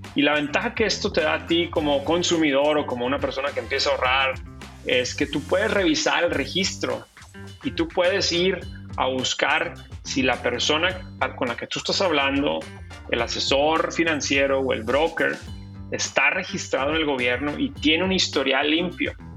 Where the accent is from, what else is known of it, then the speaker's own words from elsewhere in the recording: Ciudad Juárez, Chihuahua, Mexico; moved away as an adult; also born or lived in El Paso / Boston; now in United States; yo crecí en la frontera, eh, yo soy de Ciudad Juárez